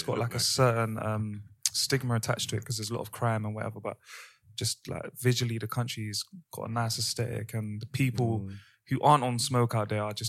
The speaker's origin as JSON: {"language": "English", "region": "London", "country": "United Kingdom", "said": "For me, obviously, Trini, where half of my family's from, obviously, identifying as a Londoner"}